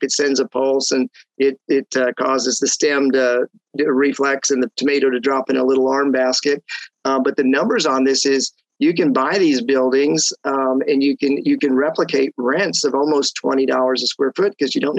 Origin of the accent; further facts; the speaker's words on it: Denver, Colorado, United States; I grew up in Denver.